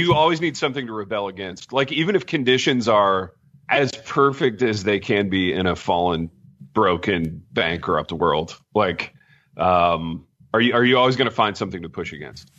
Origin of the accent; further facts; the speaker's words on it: Midwest, United States; now in Jackson, United States; growing up where I grew up in the Midwest